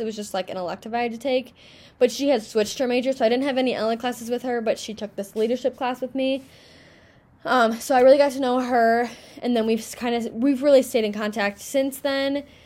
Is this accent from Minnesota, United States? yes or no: yes; Minnesota, United States; I'm from Minnesota